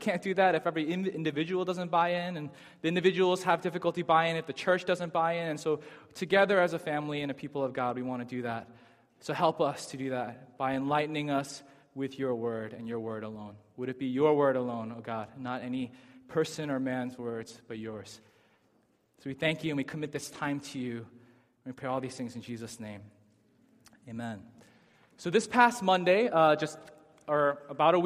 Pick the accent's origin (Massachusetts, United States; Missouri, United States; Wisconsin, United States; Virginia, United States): Massachusetts, United States; Chelmsford; also born or lived in Lowell, Massachusetts / Amherst, Massachusetts; now in Boston, United States; I was born in Lowell, Massachusetts. I grew up in Chelmsford, Massachusetts.